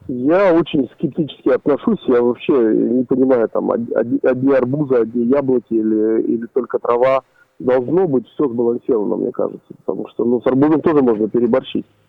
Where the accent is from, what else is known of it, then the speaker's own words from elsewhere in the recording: Uzbekistan; now in Yekaterinburg, Russia; я родился в Узбекистане